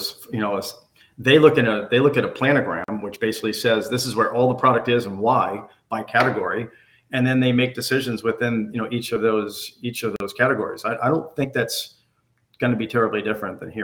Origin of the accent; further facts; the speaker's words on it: New England, United States; I grew up in New England. I spent my entire life in New England.